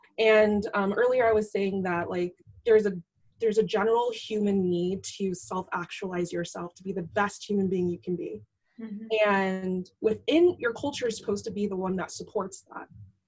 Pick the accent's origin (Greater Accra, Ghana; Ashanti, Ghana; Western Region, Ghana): Ashanti, Ghana; So like in Ghanaian culture, I'm from the Ashanti tribe, and there's tribalism where people outside the tribe are seen as like really different and they're considered foreigners